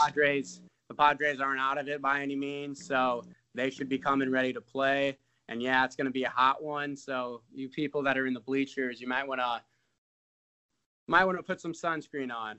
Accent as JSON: {"language": "English", "town": "South Bend", "region": "Indiana", "country": "United States", "said": "I'm from South Bend, so it's kind of close to Chicago"}